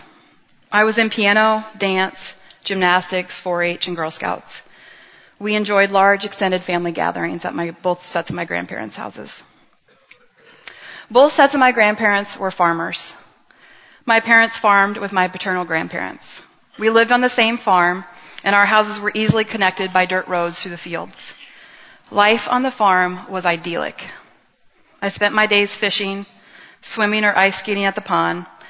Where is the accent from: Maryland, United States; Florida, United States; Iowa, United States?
Iowa, United States; Montezuma; I grew up in Montezuma, Iowa